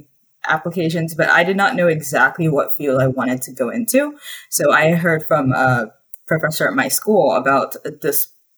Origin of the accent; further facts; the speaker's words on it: Nigeria; moved away as an adult; now in Urbana-Champaign, United States; I grew up in Nigeria, but I'm American